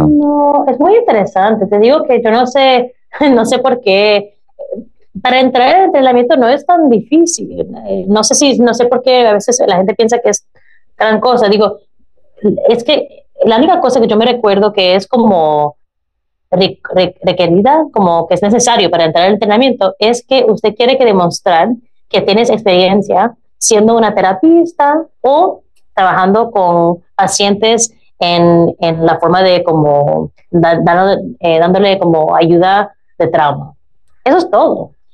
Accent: United States; Spanish is a second language; nací en los Estados Unidos

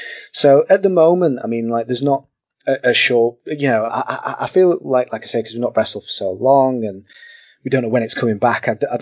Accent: Hull, Yorkshire and the Humber, United Kingdom; So yes, I'm from Hull.

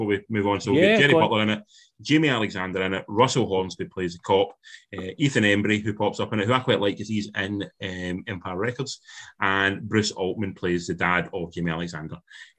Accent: Ayrshire, Scotland, United Kingdom; accent: Ayrshire; my accent, it's not soft by any stretch, but I can keep it sort of to a point that's quite calm and reserved until I get angry. I do the same. It becomes proper, like, fucking Ayrshire.

